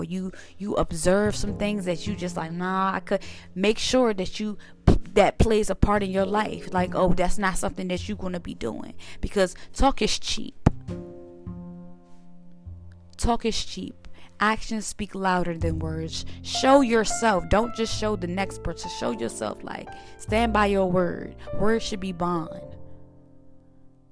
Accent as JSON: {"language": "English", "town": "Suitland", "region": "Maryland", "country": "United States", "tie": "born or raised there", "also_born_or_lived": "Washington, D.C.", "moved": "yes", "said": "I was actually born in DC, but I rep Maryland, Suitland to be exact, because that's where my granddad raised me."}